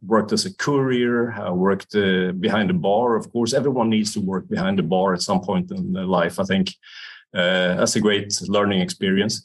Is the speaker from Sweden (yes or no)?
yes; Sweden; moved away as an adult; also born or lived in Edinburgh / south of Spain; now in Spain; So I'm originally from Sweden. I grew up there